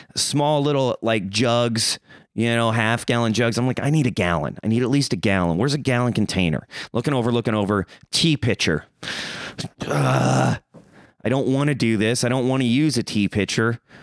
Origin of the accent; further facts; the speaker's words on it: Springfield, Missouri, United States; moved away; I'm coming from Missouri, baby. Springfield Mo